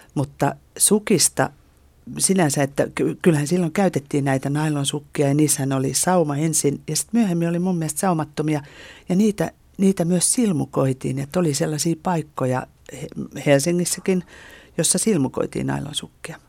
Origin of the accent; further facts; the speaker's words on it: Lohja, Uusimaa, Finland; Lohjalta, josta mä olen kotoisin